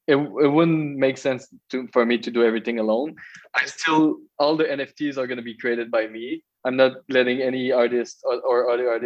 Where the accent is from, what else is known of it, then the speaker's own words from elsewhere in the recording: Magog, Quebec, Canada; I'm from Magog, a small town from the eastern township of Quebec